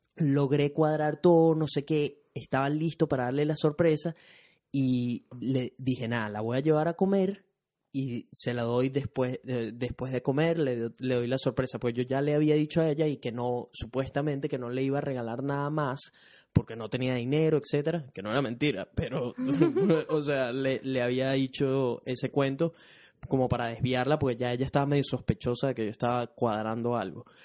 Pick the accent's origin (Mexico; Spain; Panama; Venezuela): Venezuela; now in Brisbane, Australia; soy un latino, específicamente venezolano, que reside en Brisbane, Australia